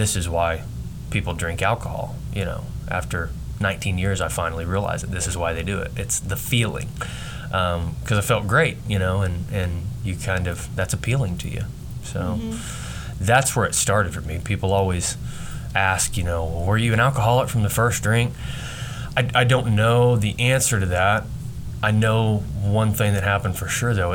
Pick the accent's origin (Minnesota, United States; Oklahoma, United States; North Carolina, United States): Oklahoma, United States; Hydro; growing up in Hydro, Oklahoma, I mean, we had a great childhood